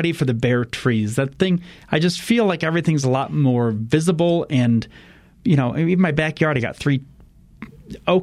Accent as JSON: {"language": "English", "region": "Midwest", "country": "United States", "tie": "born or raised there", "moved": "yes", "lives_now": "Colorado, United States", "said": "I grew up in the Midwest"}